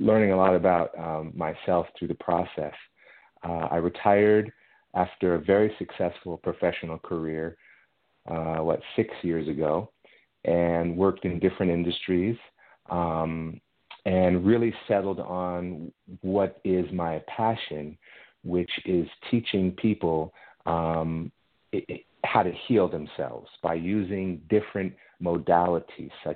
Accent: Los Angeles, California, United States; moved away as an adult; also born or lived in Israel / Italy / France; I grew up in Los Angeles

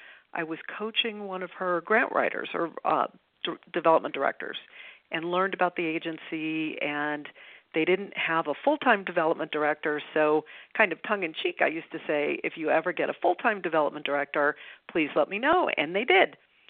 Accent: Los Angeles, California, United States; I grew up in Westchester. I am a native Californian. I went to all of the Westchester schools

